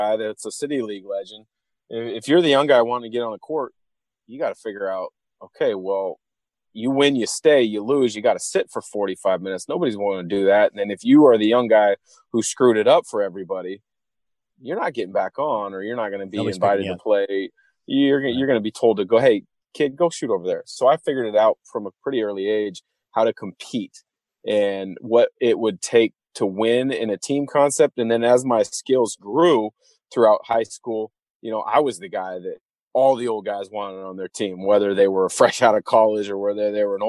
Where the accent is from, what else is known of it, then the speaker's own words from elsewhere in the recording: Portland, Oregon, United States; But for me, growing up in Portland, I loved Jerome Kersey and Clyde Drexler.